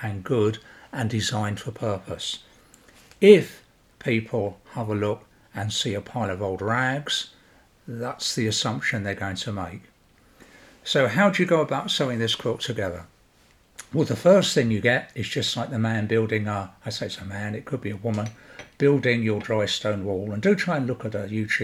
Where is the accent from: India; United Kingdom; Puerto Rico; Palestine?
United Kingdom; London; When I grew up in South London, as a boy, in not a rich part of South London, a fairly working class bit of South London